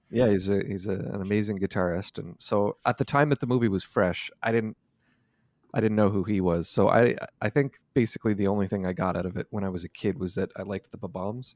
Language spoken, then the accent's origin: English; Canada; also born or lived in San Francisco, United States; went back to Canada